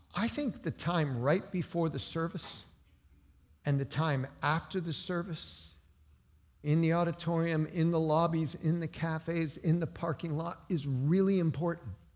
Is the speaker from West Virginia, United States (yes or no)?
yes; West Virginia, United States; moved away; also born or lived in Cincinnati; I came from the hills of West Virginia. Appalachian born and bred.